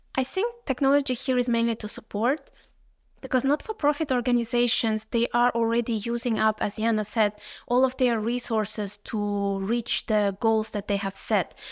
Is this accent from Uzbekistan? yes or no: yes; Uzbekistan; moved away; I come originally from Uzbekistan